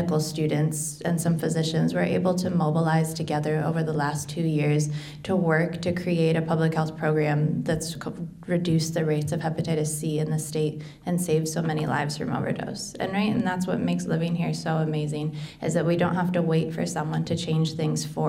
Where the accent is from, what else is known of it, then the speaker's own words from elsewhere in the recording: Iowa City, Iowa, United States; as I was a child growing up in Iowa City